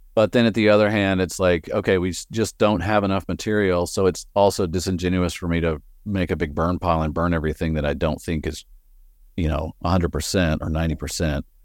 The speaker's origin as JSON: {"language": "English", "region": "West Texas", "country": "United States", "tie": "born or raised there", "moved": "as an adult", "lives_now": "Portland, United States", "said": "I grew up in the plains of West Texas. Uh, you'll probably hear my accent coming through every once in a while"}